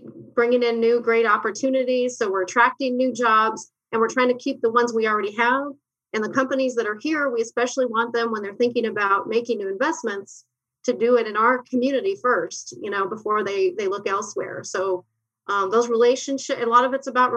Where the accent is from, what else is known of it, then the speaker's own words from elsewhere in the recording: New Mexico, United States; moved away as an adult; now in Arizona, United States; I grew up in New Mexico